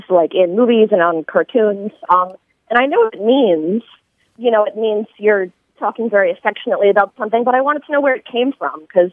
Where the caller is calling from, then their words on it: Philadelphia, Pennsylvania, United States; I'm calling from Philadelphia